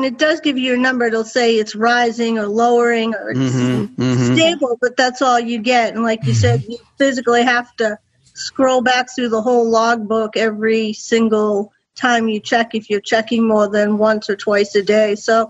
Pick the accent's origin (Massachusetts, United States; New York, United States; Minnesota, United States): Massachusetts, United States; Boston; from Boston, Massachusetts.